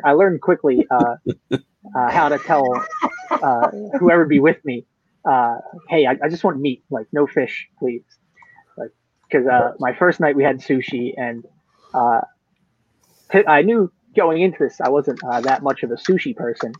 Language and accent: English; United States; the American